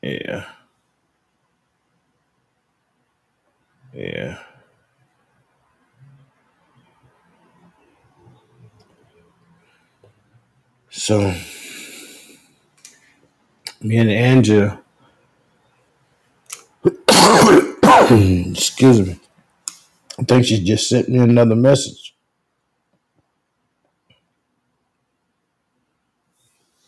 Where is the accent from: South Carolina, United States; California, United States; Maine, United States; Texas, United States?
South Carolina, United States; Leeds; moved away as an adult; We're from a town called Leeds in South Carolina. We were raised in Union County